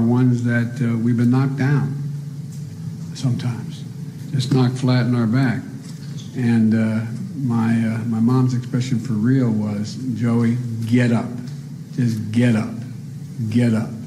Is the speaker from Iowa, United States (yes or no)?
no; Scranton, Pennsylvania, United States; moved away; especially up in Scranton, and where we lived with my near my grandpa